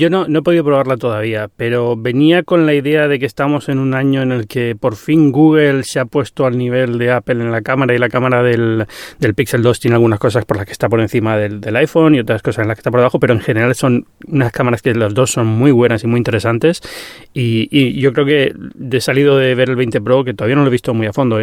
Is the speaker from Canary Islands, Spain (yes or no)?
yes; Canary Islands, Spain; soy canario